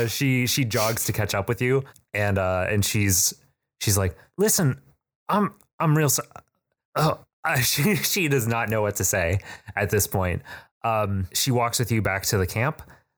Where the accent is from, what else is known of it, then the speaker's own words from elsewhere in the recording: South Bend, Indiana, United States; I'm from South Bend.